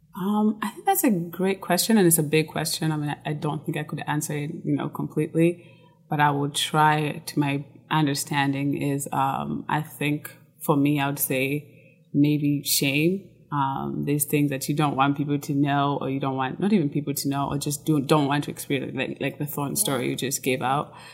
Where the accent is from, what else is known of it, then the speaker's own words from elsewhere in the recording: Kenya; moved away as an adult; now in United States; I was born and raised in Kenya until I was, I think, 18 after high school. I moved to the US